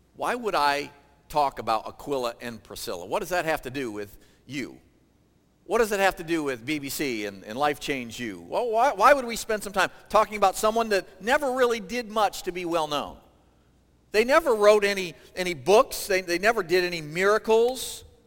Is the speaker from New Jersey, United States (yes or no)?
no; Michigan, United States; moved away as an adult; also born or lived in Ohio; I grew up in Michigan